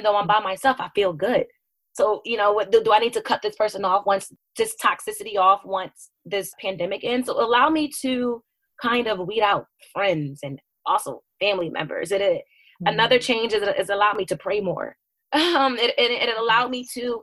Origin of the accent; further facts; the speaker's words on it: United States; also born or lived in New Jersey / Philadelphia, Pennsylvania; now in Delaware, United States; I grew up in New Jersey and Philadelphia, and that's where my family is